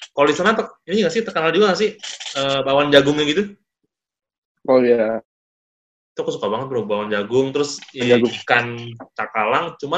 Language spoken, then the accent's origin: Indonesian; Manado, North Sulawesi, Indonesia; eh bro aku juga orang Manado loh